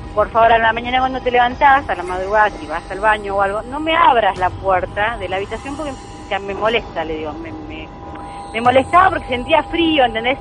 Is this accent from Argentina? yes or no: yes; Buenos Aires, Argentina; moved away as an adult; also born or lived in Santa Clara del Mar; now in Mar del Plata, Argentina; vivo acá en Mar del Plata, pero sí, soy de Buenos Aires